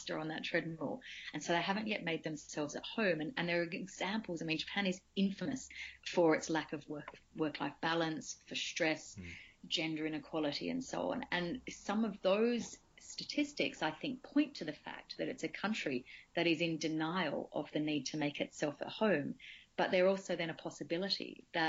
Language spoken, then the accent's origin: English; Australia; moved away; I grew up in Australia, on per capita terms, one of the richest countries in the world